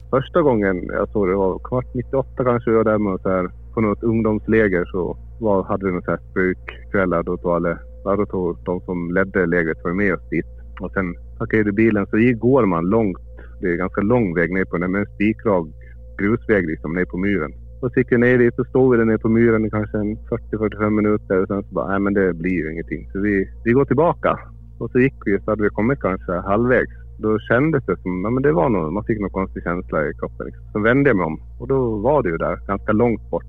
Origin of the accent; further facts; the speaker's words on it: Gotland, Sweden; moved away; Jag är född på Gotland. Ja. Jag flyttade ifrån eh, ja, för 12-13 år sedan